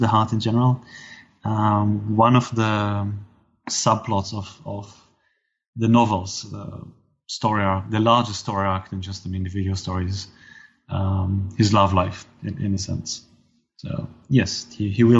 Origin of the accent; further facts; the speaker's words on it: Israel; growing up in Israel